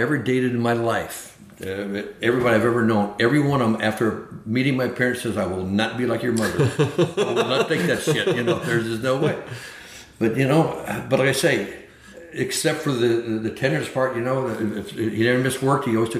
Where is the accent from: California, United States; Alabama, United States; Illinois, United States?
Alabama, United States; Florence; born there; Yeah, I was born in Florence, Alabama.